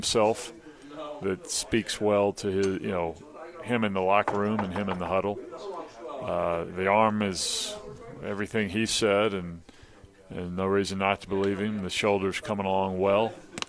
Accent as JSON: {"language": "English", "town": "Mobile", "region": "Alabama", "country": "United States", "tie": "born or raised there", "said": "Mobile, Alabama."}